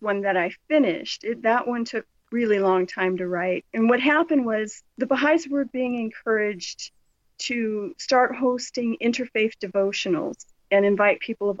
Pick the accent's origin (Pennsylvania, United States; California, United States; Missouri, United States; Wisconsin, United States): California, United States; Southern; I grew up in Southern California